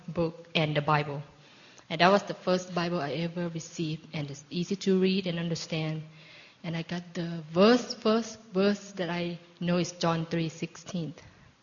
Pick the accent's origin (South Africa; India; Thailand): Thailand; moved away as an adult; I was born in Thailand, and growing up with a very mild Buddhist family